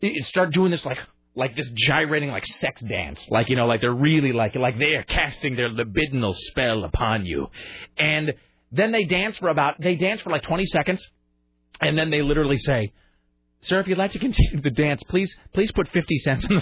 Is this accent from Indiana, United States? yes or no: no; Kennewick, Washington, United States; born or raised there; moved away as an adult; also born or lived in Spokane, Washington